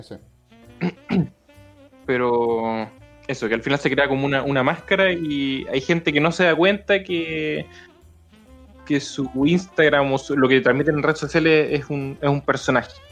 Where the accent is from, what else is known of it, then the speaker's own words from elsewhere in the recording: Antofagasta, Chile; Yo soy de Antofagasta